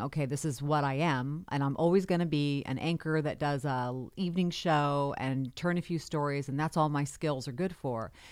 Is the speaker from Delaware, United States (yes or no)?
no; Carmichael, California, United States; also born or lived in Denver / Folsom; I grew up in Carmichael